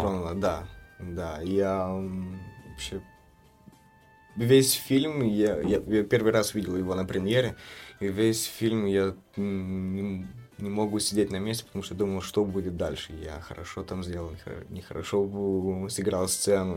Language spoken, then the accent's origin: Russian; Chișinău, Moldova; Я из Кишинева, родился из Кишинева, но мои родители родом из Валень